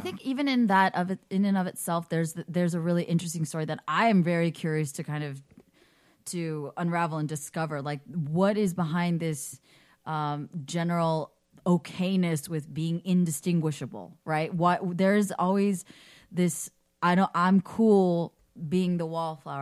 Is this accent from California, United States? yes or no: yes; the Bay Area, California, United States; I grew up in the Bay